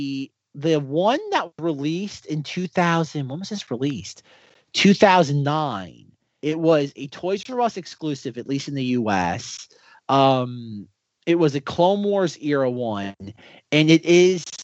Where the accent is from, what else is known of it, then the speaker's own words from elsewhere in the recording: Florida, United States; I grew up in Florida